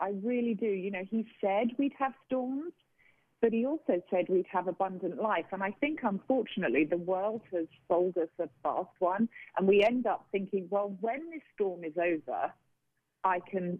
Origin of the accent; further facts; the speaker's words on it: United Kingdom; But, you know, I'm a Brit, and … by name, hardy by nature, and I was determined to survive.